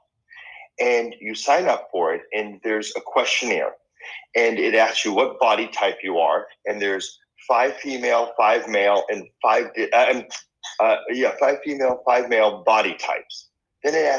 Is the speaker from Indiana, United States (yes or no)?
no; Boston, Massachusetts, United States; first language Spanish; English is a second language; moved away as an adult; also born or lived in Argentina; now in Los Angeles, United States; I grew up in Boston